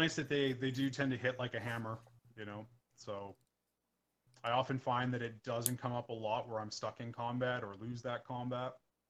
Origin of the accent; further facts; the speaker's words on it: Edmonton, Alberta, Canada; we're from the Edmonton area, so the Edmonton Eskimos football team are green and gold